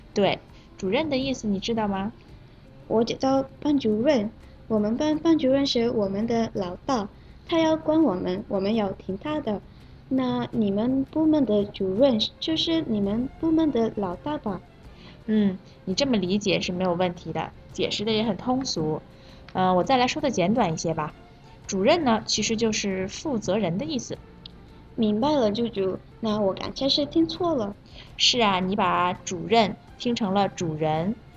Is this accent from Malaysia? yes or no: yes; Malaysia; 我是来自马来西亚的